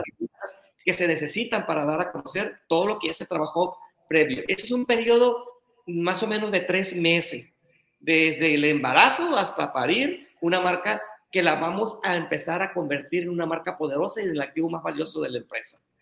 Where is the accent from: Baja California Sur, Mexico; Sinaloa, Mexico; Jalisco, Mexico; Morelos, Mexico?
Sinaloa, Mexico; Navolato; yo soy de Nabolato.